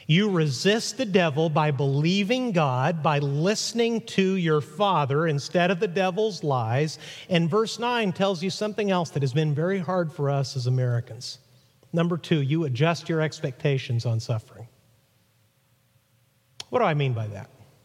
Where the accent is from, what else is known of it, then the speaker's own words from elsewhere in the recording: Mexico; When I was 8 years old growing up in Mexico, my dad went to preach in central Mexico